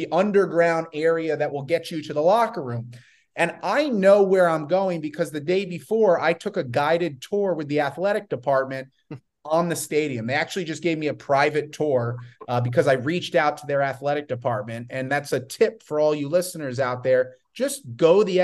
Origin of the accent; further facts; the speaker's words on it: Northeast, United States; We grew up in the Northeast